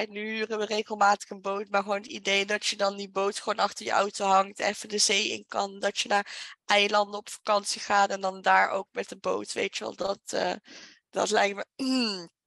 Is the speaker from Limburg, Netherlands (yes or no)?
yes; Limburg, Netherlands; moved away; also born or lived in Utrecht; Want ik ben ook vanuit Limburg naar Utrecht geëmigreerd.